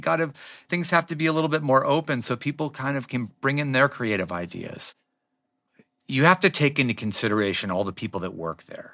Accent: Los Angeles, California, United States; I grew up in Laurel Canyon

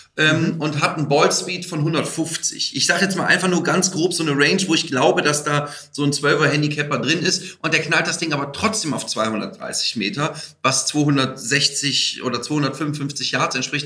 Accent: Aachen, North Rhine-Westphalia, Germany; Ich bin Aachener, muss man sagen, also viel Holland und belgischer Einschlag damit drin

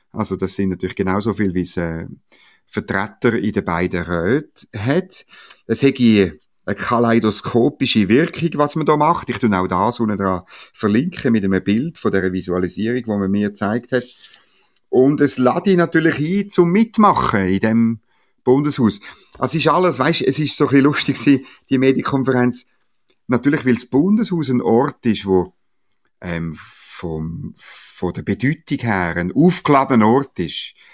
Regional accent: Eastern Switzerland, Switzerland; Nein, ich bin halt ein richtiger Schweizer, gell? ich frage immer gerne.

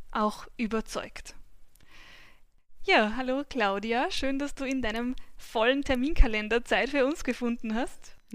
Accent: Albendorf, Upper Austria, Austria; Mein Alter ist 27. Ich bin geboren und aufgewachsen in in Albendorf im schönen Müllviertel.

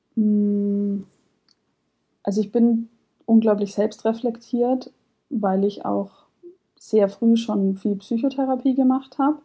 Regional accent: Munich, Bavaria, Germany; bin 30 Jahre alt, ich komme aus München

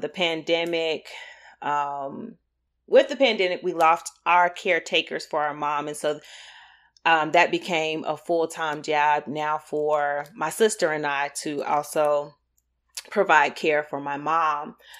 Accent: Greensboro, North Carolina, United States; moved away as an adult; also born or lived in Durham, North Carolina / Chapel Hill, North Carolina; now in Raleigh-Durham area, United States; I'm from Greensboro, North Carolina

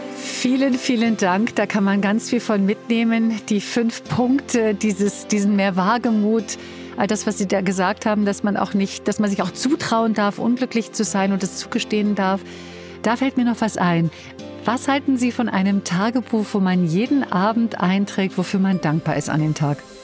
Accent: Berlin, Germany; das darf ich an der Stelle als Berlinerin sagen

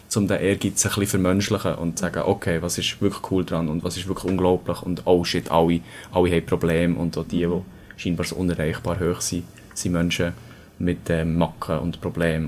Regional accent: Bern, Switzerland; also born or lived in Winterthur; ich bin 25, ich komme aus Bern

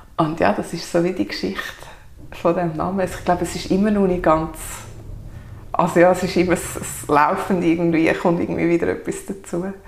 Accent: Sachseln, Obwalden, Switzerland; also born or lived in Kägiswil, Switzerland; ich komme aus Sachsen, bin dort aufgewachsen, wohne inzwischen in Kegiswil.

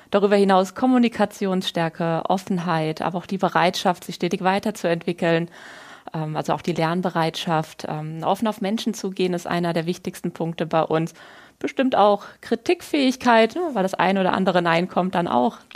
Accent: Wiesbaden, Hesse, Germany; ich bin gebürtig in Wiesbaden aufgewachsen, wo ich heute auch wieder wohne.

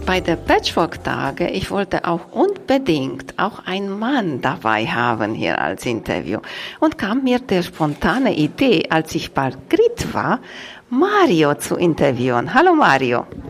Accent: Vorarlberg, Austria; Ich komme aus Vorarlberg

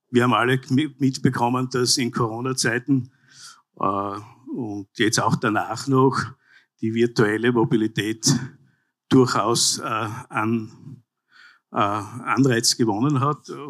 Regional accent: Graz, Styria, Austria; Graz zum Beispiel, ich komme aus der Landeshauptstadt, äh, wächst dynamisch wie noch nie.

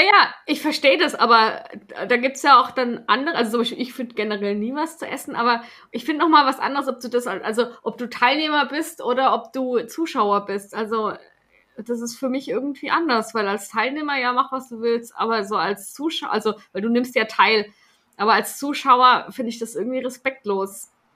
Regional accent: Stuttgart, Baden-Württemberg, Germany; als Stuttgarterin war ich ja damals auch auf dem Cannstatter Vasen und, und Bierzelt. Das, das nimmt man ja mit, wenn man dort aufwächst

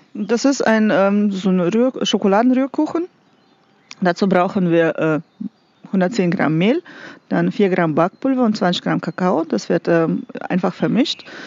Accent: Russia; moved away as an adult; now in Nassau, Germany; Ich komme aus Russland

